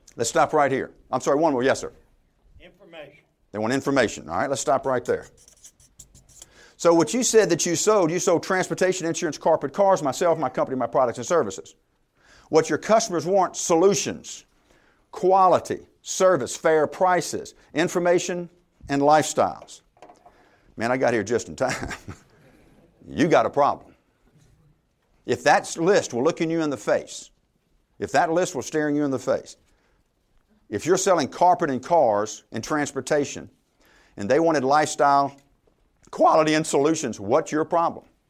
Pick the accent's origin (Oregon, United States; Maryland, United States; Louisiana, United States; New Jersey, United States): Louisiana, United States; I'm from Louisiana. I went to LSU